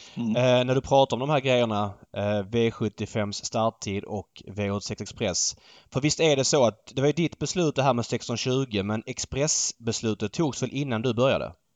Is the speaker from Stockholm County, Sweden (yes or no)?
yes; Stockholm, Stockholm County, Sweden; som stockholmare